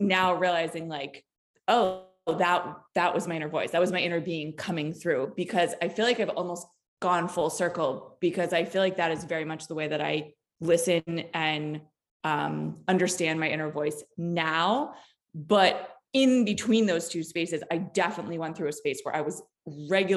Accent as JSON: {"language": "English", "region": "East Coast", "country": "United States", "also_born_or_lived": "Los Angeles, California", "moved": "yes", "lives_now": "Des Moines, United States", "said": "I'm originally from the East Coast and spent many years out in LA."}